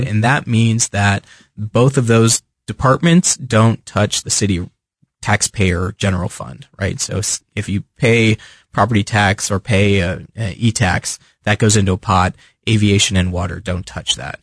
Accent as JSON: {"language": "English", "area": "Fairfax County", "region": "Virginia", "country": "United States", "tie": "born or raised there", "moved": "yes", "lives_now": "Kansas City, United States", "said": "I grew up on the East Coast. I was born, uh, just outside Washington, D C, on the Virginia side and lived almost all my life. Grew up grew up there"}